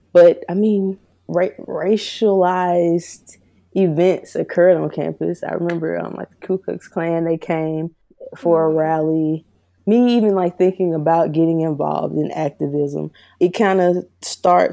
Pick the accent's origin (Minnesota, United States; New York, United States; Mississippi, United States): Mississippi, United States; Meridian; also born or lived in Jackson, Mississippi; I was born and raised in Meridian, Mississippi.